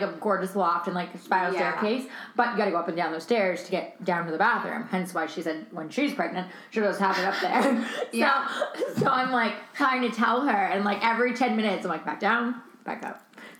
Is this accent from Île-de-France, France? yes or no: yes; Paris, Île-de-France, France; Yeah, I grew up